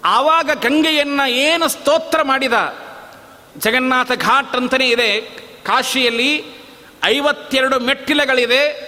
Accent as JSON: {"language": "Kannada", "town": "Galagali", "region": "Karnataka", "country": "India", "said": "ನಮ್ಮ ಊರಿನೊಳಗೆ ಗಲಗಲಿಯಲ್ಲಿ"}